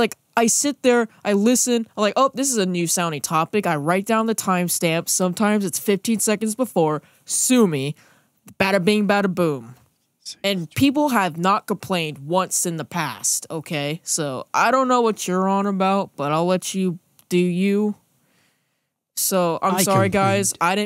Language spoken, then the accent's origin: English; California, United States; I'm a Californian. That's what we do. I'm in the LA area.